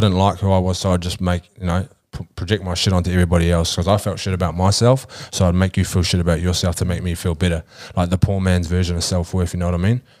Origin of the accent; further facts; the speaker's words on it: New Zealand; moved away; I grew up back in New Zealand